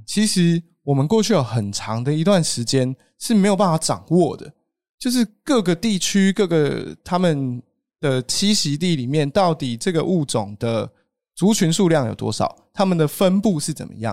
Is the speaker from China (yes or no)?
no; Taiwan; 我们这些原住民